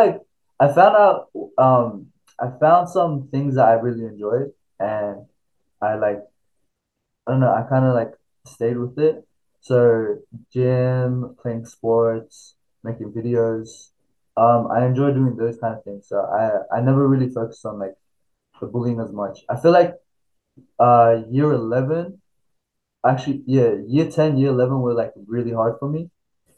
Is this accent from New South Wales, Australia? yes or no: yes; Sydney, New South Wales, Australia; also born or lived in Xinjiang, China; So I moved from Xinjiang or China for when I was 4. I came to Australia by plane, not by boat. And we were living in Sydney. So I grew up in Sydney